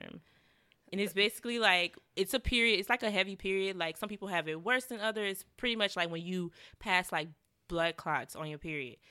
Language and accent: English; Savannah, Georgia, United States; moved away as an adult; also born or lived in Atlanta; now in New York, United States; it was a lot of violence going on in my hometown